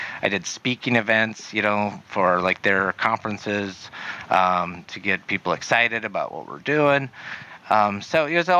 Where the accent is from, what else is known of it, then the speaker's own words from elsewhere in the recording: South Dakota, United States; moved away as an adult; now in Arizona, United States; South Dakota, military.